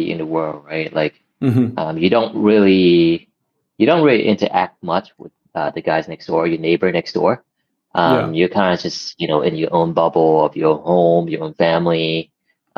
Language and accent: English; Bangkok, Thailand; Born and raised in Bangkok, Thailand.